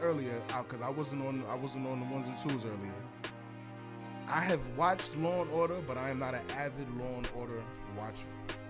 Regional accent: New York City, New York, United States; also born or lived in Long Island; I'm originally from, I'm born in the States. I'm originally from, born and raised in Brooklyn.

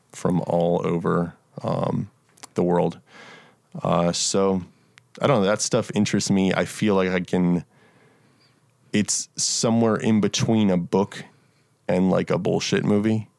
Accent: Montgomery County, Maryland, United States; moved away as an adult; also born or lived in Frederick, Maryland; now in Nashville, United States; I grew up in, in, uh, Montgomery County, which is, like, forty-five minutes from D C.

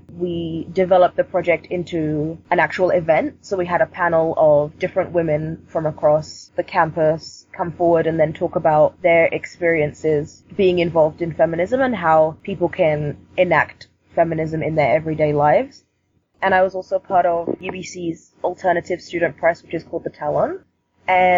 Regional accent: London, United Kingdom; now in Vancouver, Canada; Originally, I'm from London, and London is a lot more diverse than Vancouver, I would say. I grew up in a predominantly black community

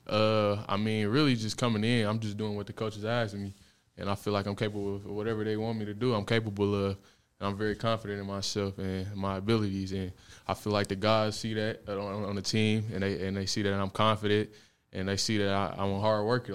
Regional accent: Detroit, Michigan, United States; I'm from Detroit, Michigan

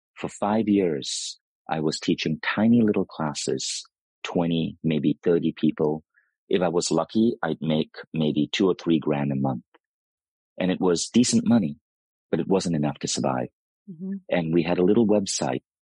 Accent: United States; Americans, we tend to glorify what is exotic

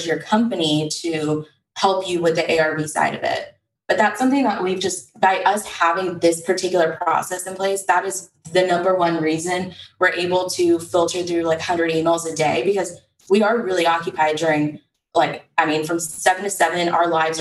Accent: Texas, United States; we're from Texas

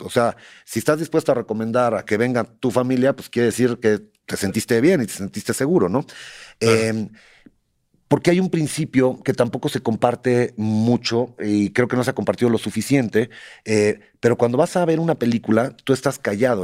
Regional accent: Mexico; also born or lived in Michoacán; cómo somos los mexicanos

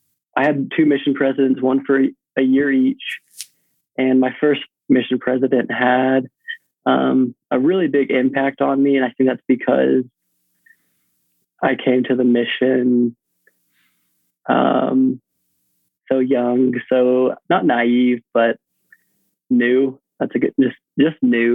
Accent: Tyler, Texas, United States; moved away as an adult; now in Idaho, United States; I was running cross country and track at the University of Texas at Tyler. So right there in my hometown

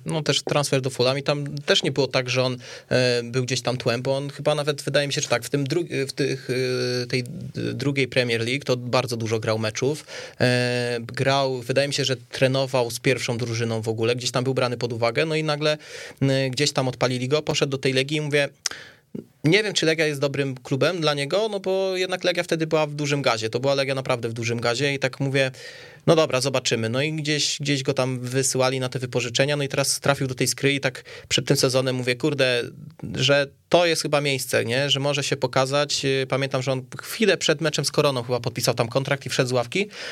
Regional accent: Kielce, Świętokrzyskie Voivodeship, Poland; ja ze Stoku

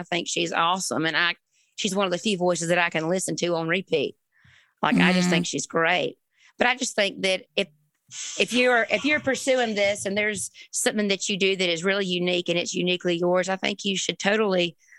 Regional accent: Springfield, Georgia, United States; moved away as an adult; also born or lived in Savannah, Georgia; now in Nashville, United States; Born in Savannah, raised in a little town called Springfield, Georgia.

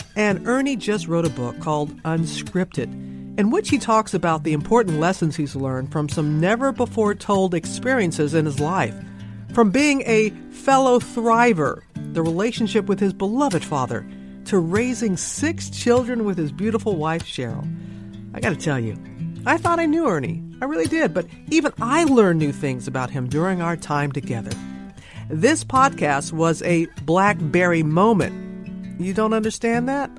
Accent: Mississippi, United States; growing up in Mississippi

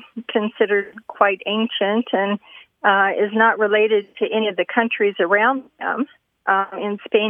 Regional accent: Idaho, United States; I'm from Idaho

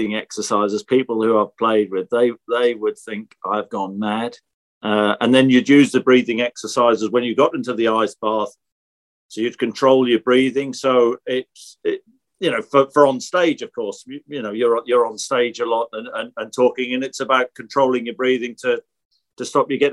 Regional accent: Norfolk, village outside Norwich, East of England, United Kingdom; accent: Norfolk; You could probably tell from my accent, Norfolk accent. So I was brought up in Norfolk. Yeah, just in a little village outside. Norwich.

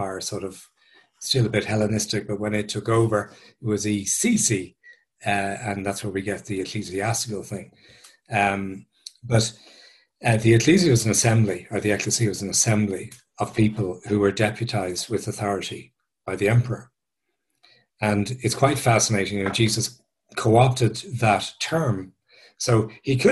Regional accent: Dublin, Leinster, Ireland; I'm an Irish guy. I grew up in South Dublin

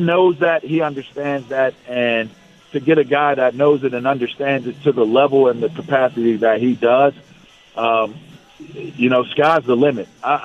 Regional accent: Pittsburgh, Pennsylvania, United States; I'm from Pittsburgh, but he's from LA.

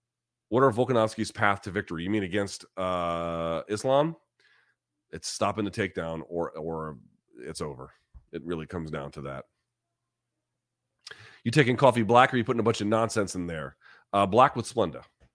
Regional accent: New Zealand; I'm like Master P with the pumpkin pie. Like, let's do it. Let's go. All in favor of it. I'm a Kiwi.

